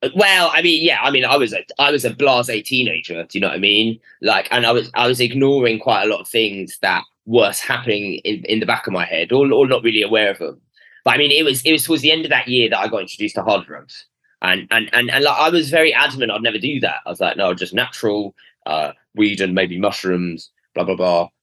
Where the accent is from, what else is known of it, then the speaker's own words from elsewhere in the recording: London, United Kingdom; I was brought up in North London, uh, sort of Queen's Park